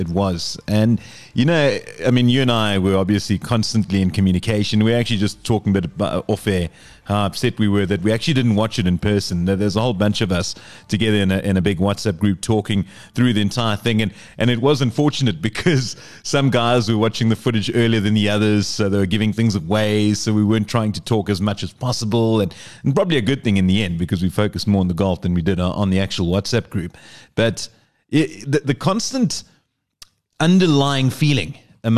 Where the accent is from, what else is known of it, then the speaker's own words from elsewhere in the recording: Port Elizabeth, Eastern Cape, South Africa; went to my hometown, Port Elizabeth